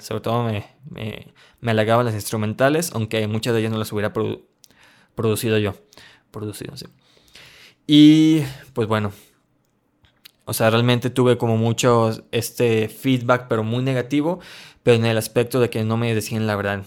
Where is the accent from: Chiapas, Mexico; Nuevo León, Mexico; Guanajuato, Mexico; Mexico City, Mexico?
Guanajuato, Mexico; León; yo soy de León, Guanajuato, México